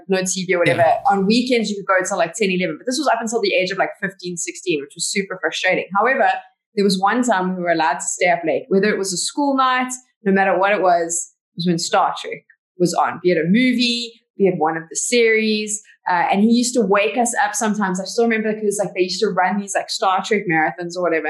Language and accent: English; Johannesburg, Gauteng, South Africa; I was born and bred in Johannesburg